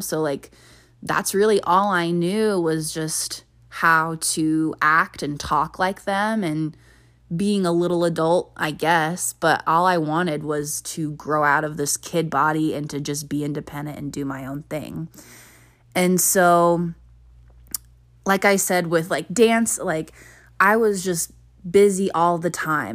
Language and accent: English; near Denver, Colorado, United States; also born or lived in Hawaii; I went to University of Colorado, Denver, and that was only fifteen, twenty minutes from my hometown.